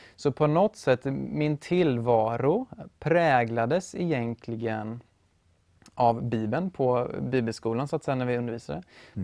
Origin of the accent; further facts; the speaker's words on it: Motala, Östergötland, Sweden; also born or lived in Uppsala; now in Norrköping, Sweden; född och uppvuxen i Motala